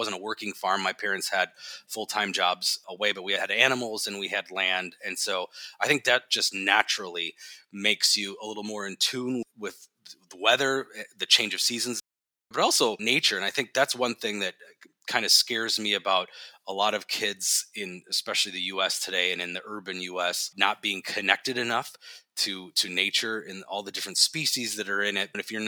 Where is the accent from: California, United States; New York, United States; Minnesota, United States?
Minnesota, United States; I'm born and raised in Minnesota, and I really do like the area